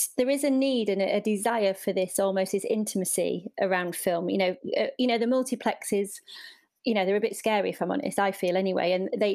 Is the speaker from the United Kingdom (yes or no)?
yes; the North of England, United Kingdom; as a Northerner